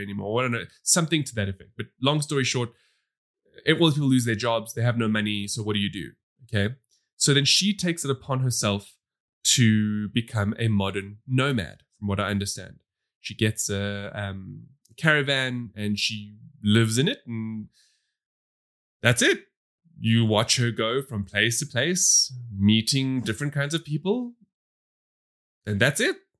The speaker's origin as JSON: {"language": "English", "country": "South Africa", "said": "We come from South Africa, which has a massive divide"}